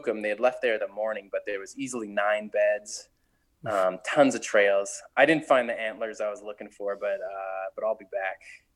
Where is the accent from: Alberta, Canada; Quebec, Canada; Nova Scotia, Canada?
Quebec, Canada; Montreal; also born or lived in Ontario; We're from Montreal, Quebec